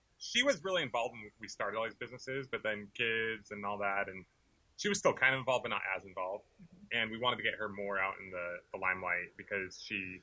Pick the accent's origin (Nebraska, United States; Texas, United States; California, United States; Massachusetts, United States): California, United States; I grew up in California